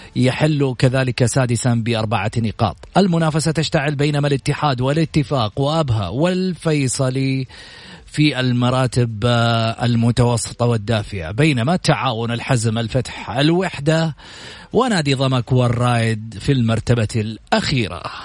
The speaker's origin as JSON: {"language": "Arabic", "country": "Saudi Arabia"}